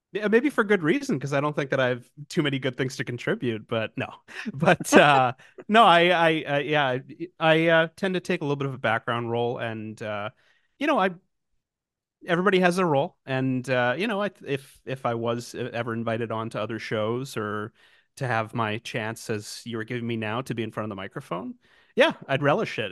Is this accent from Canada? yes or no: yes; Canada; Canadian, as I am, a gentle, nice Canadian boy